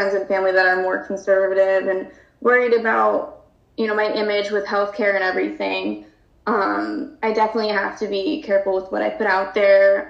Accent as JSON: {"language": "English", "region": "New Jersey", "country": "United States", "tie": "born or raised there", "said": "I grew up in Baton Rouge, New Jersey"}